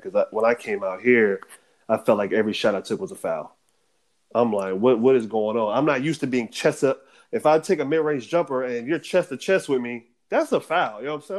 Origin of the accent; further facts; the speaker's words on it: United States; moved away as an adult; as an American